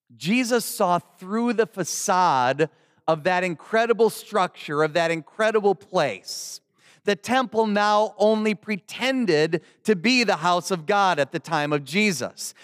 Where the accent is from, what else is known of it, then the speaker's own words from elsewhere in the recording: Milwaukee, Wisconsin, United States; moved away; the Lutheran mother church in my hometown in Milwaukee, Wisconsin